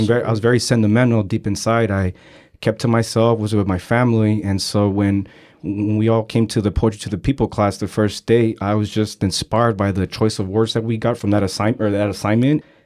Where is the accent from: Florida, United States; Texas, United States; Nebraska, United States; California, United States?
California, United States; San Francisco; I'm from San Francisco, born and raised. I grew up in San Francisco during a time period that it was really bad in the Mission District